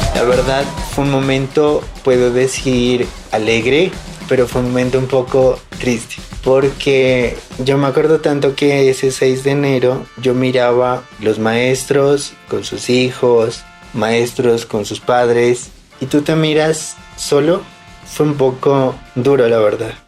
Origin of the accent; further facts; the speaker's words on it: Pasto, Nariño, Colombia; Le agradezco el carnaval que me enseñó los valores a mi tierra, el amor a mi gente